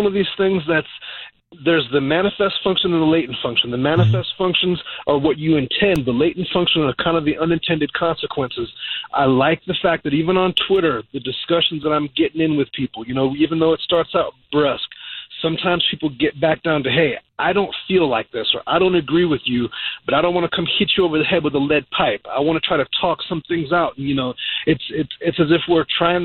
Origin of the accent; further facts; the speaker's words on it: California, United States; also born or lived in Long Island, New York; I was born in Long Island, New York. I spent my formative years there, and I grew up in California